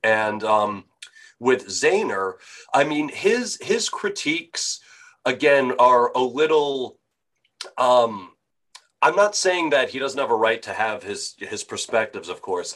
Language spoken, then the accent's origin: English; Franklin Square, New York, United States; moved away; I am from New York originally, so I uh, where uh, uh, Franklin Square. Do you know where, where that is in Nassau County